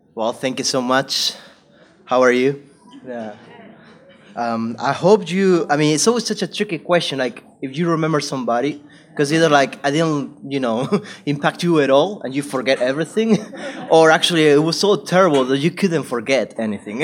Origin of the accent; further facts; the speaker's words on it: Spain; moved away as an adult; also born or lived in South Carolina, United States / California, United States; I went back to Spain and I went to do full time ministry. I was a preacher, so I was just preaching at my home church and other churches in my hometown